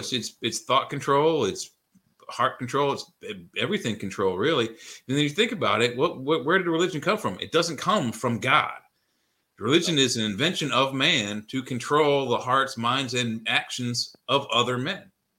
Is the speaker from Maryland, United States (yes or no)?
yes; Rockville, Maryland, United States; I grew up in Rockville, Maryland.